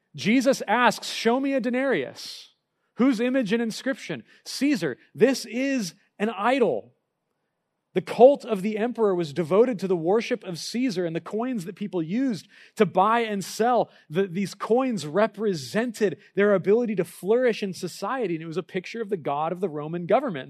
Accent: United States

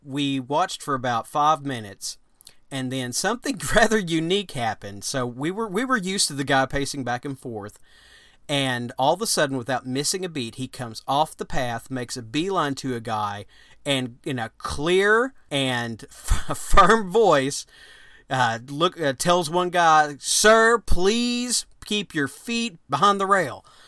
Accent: Arkansas, United States; We we're from Arkansas

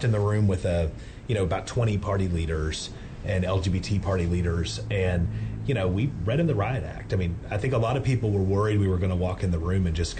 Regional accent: East Texas, United States; I'm from East Texas. It was great to be able to go back home

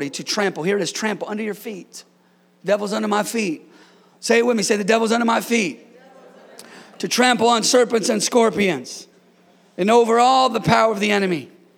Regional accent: California, United States; born and raised in California

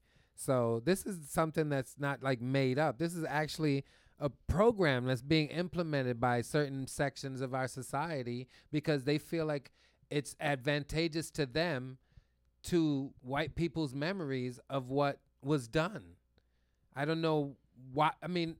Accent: New York City, New York, United States; I'm from Brooklyn.

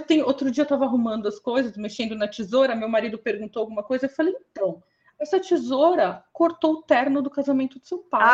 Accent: São Paulo, Brazil; eu sou da zona sul de São Paulo

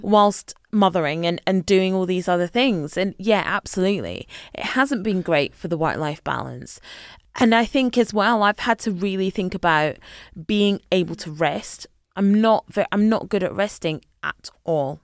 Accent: a village just outside Glasgow, Scotland, United Kingdom; moved away as an adult; now in London, United Kingdom; I grew up in a village, literally just, uh, literally a village, just outside Glasgow

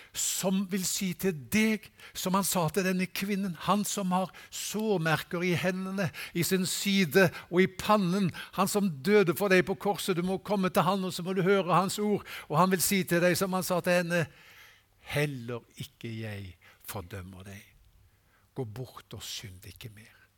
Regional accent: Haugesund, Rogaland, Norway; moved away; Hjemme i Haugesund

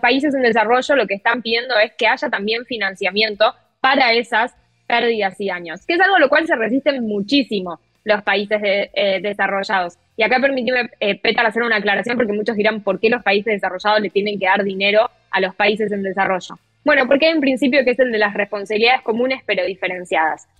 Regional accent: Argentina; yo como periodista argentina

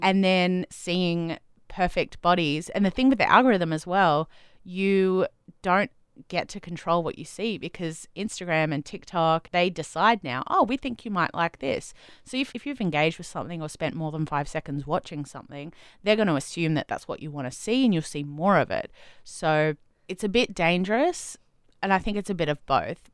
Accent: Adelaide, South Australia, Australia; moved away; I grew up in Adelaide

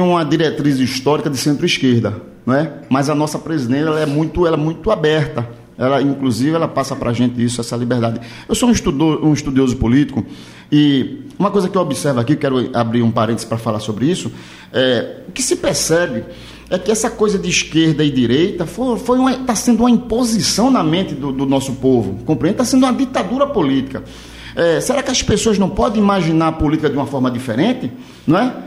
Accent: Olinda, Pernambuco, Brazil; eu sou da cidade de Olinda

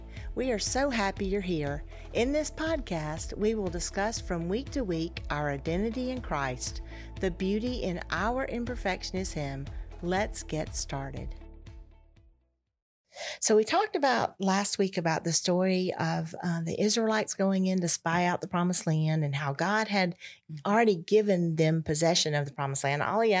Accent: Georgia, United States; And I'm from Georgia.

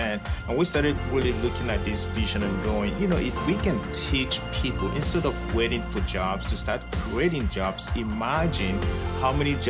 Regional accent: Nigeria; moved away as an adult; now in United States; I was born and raised in Nigeria. I went to college in Nigeria, and right after college, I had the opportunity to move to the United States as a missionary.

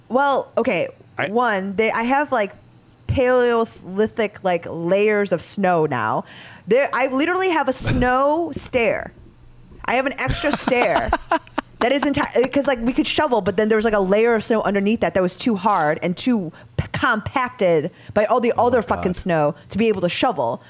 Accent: Chicago, Illinois, United States; I'm a Chicagoan in that regard like through and through

